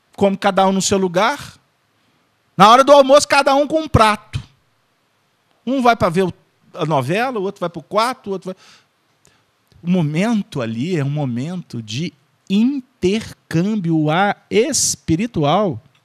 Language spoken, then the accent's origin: Portuguese; Minas Gerais, Brazil; minha terra, que é Minas Gerais